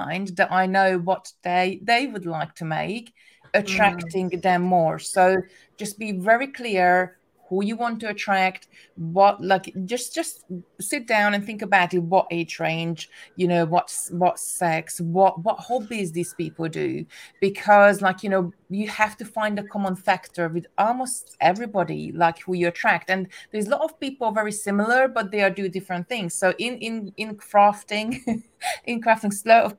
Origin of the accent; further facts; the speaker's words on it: Hungary; English is a second language; moved away; I'm originally from Hungary, English is my second language